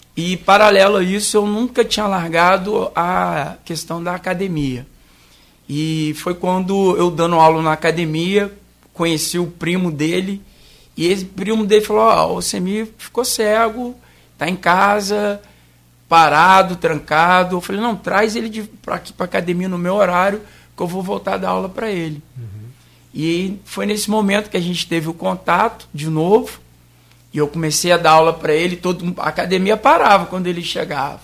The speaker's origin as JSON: {"language": "Portuguese", "town": "Cachoeiro de Itapemirim", "region": "Espírito Santo", "country": "Brazil", "moved": "as an adult", "lives_now": "Campos dos Goytacazes, Brazil", "said": "eu não sou campista, sou capixaba, sou da capital secreta do mundo, que é Caxeta"}